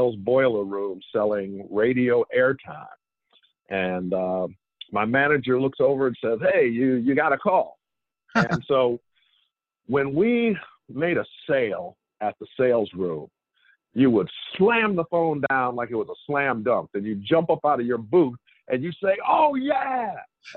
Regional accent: Detroit, Michigan, United States; moved away as an adult; also born or lived in Evanston, Illinois / Chicago, Illinois; I grew up in Detroit in the 60s and 70s

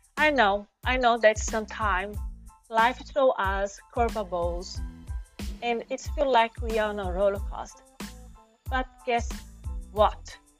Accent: Brazil; accent: Brazilian; first language Portuguese; English is a second language; my first language is portuguese i'm from brazil

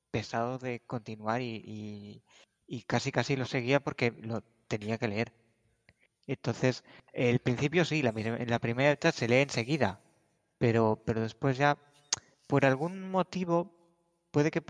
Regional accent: Navarre, Spain; soy de Navarra, España

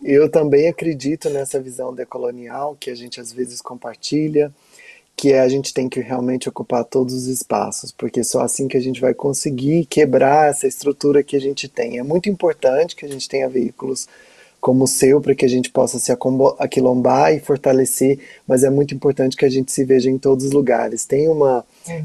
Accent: Goiás, Brazil; eu sou de Goiás, um território muito violento

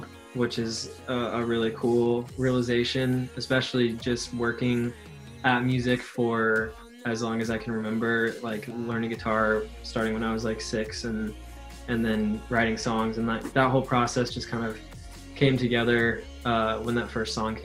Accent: Portland, Oregon, United States; moved away; also born or lived in Boston; I grew up in Portland, Oregon, which is kind of a small city

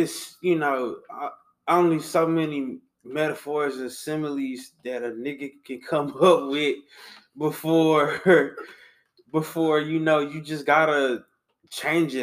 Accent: Louisiana, United States; we're from Louisiana

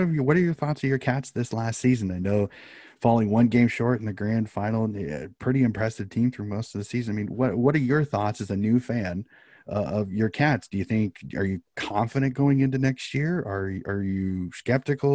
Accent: United States; as an American

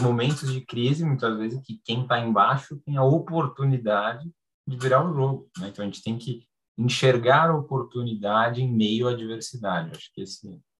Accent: Brazil; nós somos brasileiros

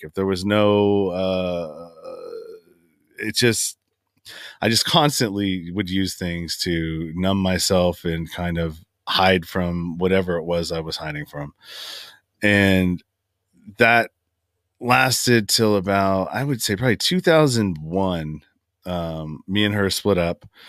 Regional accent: San Francisco Bay Area, California, United States; I grew up in the Bay Area, San Francisco Bay Area. I'm from Northern California, and that's where I currently reside now.

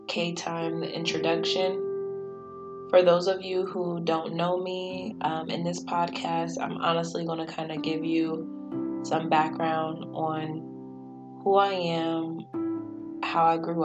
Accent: York, Pennsylvania, United States; I grew up in York, Pennsylvania

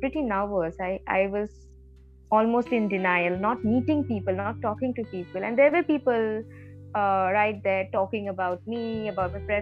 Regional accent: Siliguri, West Bengal, India; moved away as an adult; also born or lived in Kolkata; So I belong from a very small town, Siliguri, in North Bengal

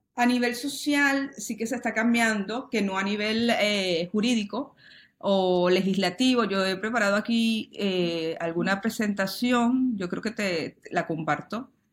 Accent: Venezuela; now in Spain; mi país natal, Venezuela

